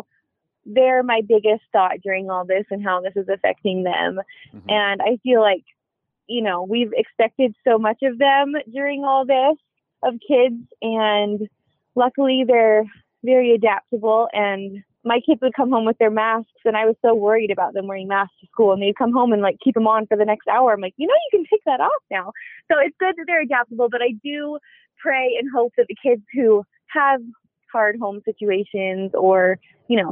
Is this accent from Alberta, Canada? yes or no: yes; Alberta, Canada; moved away as an adult; now in United States; I'm from Canada, actually. I was not born there, but I was raised in Alberta, Canada, where my family still lives